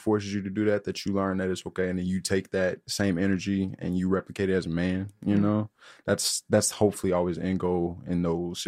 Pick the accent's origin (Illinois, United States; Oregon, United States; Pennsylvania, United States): Illinois, United States; Chicago; coming from the South Side